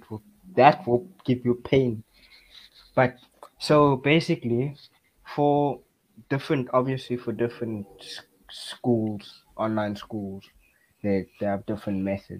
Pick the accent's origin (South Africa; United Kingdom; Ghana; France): South Africa; Cape Town, Western Cape; I am from the best city in South Africa. It is Cape Town.